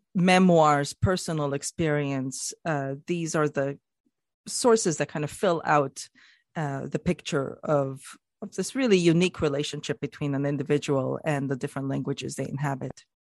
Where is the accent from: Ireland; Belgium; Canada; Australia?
Canada; as a Canadian myself